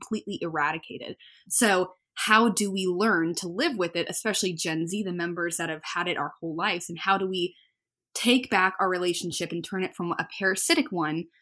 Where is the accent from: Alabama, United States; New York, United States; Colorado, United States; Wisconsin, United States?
Alabama, United States; Birmingham; I'm from Birmingham, Alabama